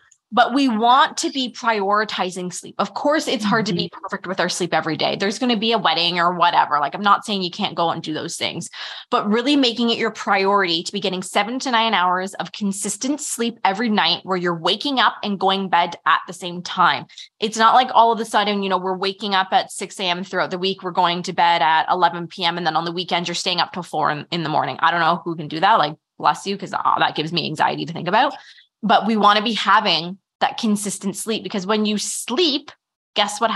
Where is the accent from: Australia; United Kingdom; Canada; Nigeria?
Canada; we're Canadian